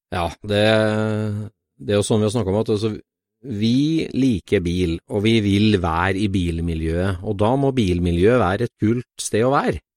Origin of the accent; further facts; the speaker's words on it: Trondheim, Trøndelag, Norway; now in north of Oslo, Norway; Jeg er fra Trondheim, og det må jeg bare ta et forbehold om dialektforvirring med en gang. Jeg er fra Trøndelag